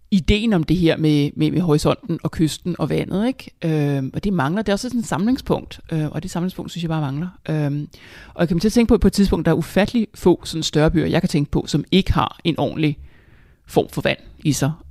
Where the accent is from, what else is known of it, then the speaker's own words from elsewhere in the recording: Tostrup, Capital Region of Denmark, Denmark; also born or lived in Hamburg, Germany / Nykøbing Falster, Denmark / Copenhagen, Denmark; Altså jeg kommer oprindeligt fra Vestegnen, fra Tostrup, øh, og der boede jeg indtil jeg var cirka eller syv, og så flyttede til Hamburg i Tyskland på år, og så boede jeg en hel del år på Falster i Nykøbing